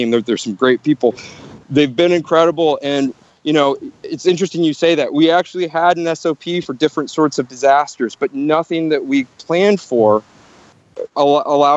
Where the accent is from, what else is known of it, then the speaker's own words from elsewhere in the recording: St. Louis, Missouri, United States; moved away as an adult; also born or lived in Chicago / New York / San Francisco; now in San Juan, Puerto Rico; St. Louis, my hometown